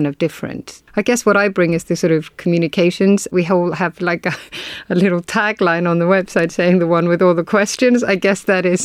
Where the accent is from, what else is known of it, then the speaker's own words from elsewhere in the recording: Iceland; I am from Iceland